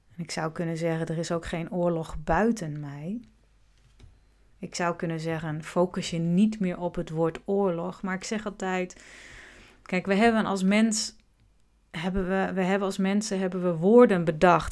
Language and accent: Dutch; Groningen, Netherlands; Ik ben in Groningen geboren